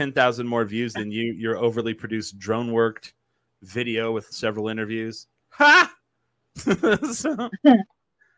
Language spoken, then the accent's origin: English; Clovis, New Mexico, United States; also born or lived in Grady, New Mexico; I grew up in Clovis, New Mexico, for the first 15 years of my life